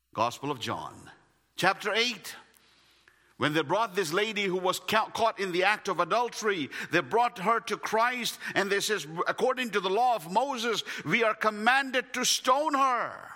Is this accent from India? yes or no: yes; India; English is a second language; moved away; as an Indian.